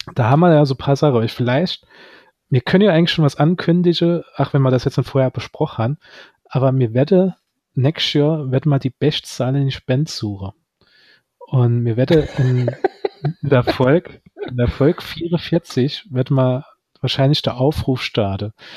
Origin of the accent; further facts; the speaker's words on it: Saarland, Germany; als Saarländer